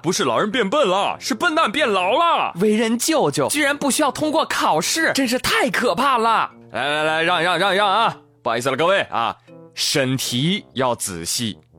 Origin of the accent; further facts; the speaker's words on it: China; 作为一个中国人